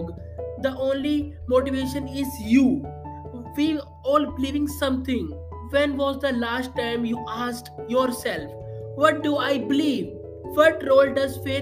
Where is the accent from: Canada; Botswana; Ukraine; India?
India; I am from India.